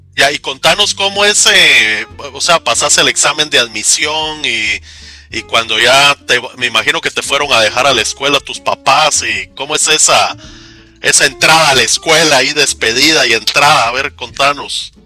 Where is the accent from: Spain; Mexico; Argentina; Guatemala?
Guatemala; yo soy de Guatemala